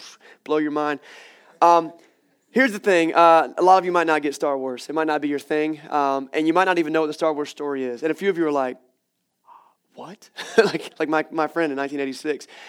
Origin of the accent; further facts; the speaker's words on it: Wilson, North Carolina, United States; I grew up in Wilson, North Carolina